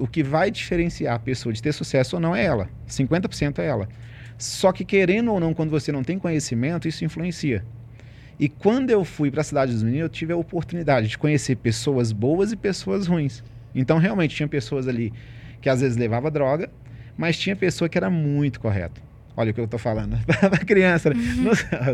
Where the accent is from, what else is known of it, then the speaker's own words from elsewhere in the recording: Ribeirão das Neves, Minas Gerais, Brazil; moved away as an adult; now in Belo Horizonte, Brazil; sou de Ribeirão das Neves, falo com muito orgulho, né? nasci lá, fui criado lá